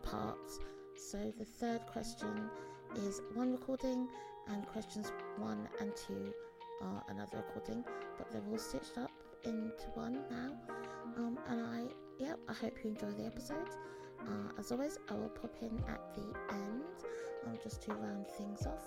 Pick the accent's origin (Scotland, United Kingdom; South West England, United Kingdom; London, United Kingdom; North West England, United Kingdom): London, United Kingdom; we're both from London. We both grew up in London.